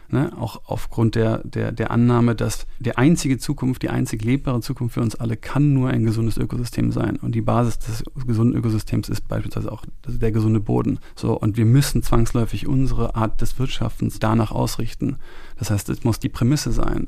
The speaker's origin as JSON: {"language": "German", "region": "Rhineland", "country": "Germany", "tie": "born or raised there", "also_born_or_lived": "Munich, Bavaria", "moved": "yes", "lives_now": "Brandenburg, Germany", "said": "ich bin in München geboren und dann habe ich die ersten Jahre in München, bin ich sozusagen aufgewachsen. Dann sind wir ins Auch Rheinland"}